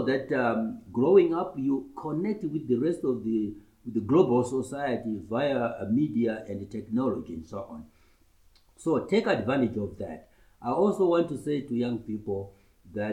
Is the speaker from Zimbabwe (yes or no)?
yes; Murewa, Mashonaland East, Zimbabwe; also born or lived in Makoni District, Zimbabwe; I was born in Makoni district. My chief is Makoni, he's ruling now. That's in near Rusape. But I grew up mainly in Murewa, in my primary school days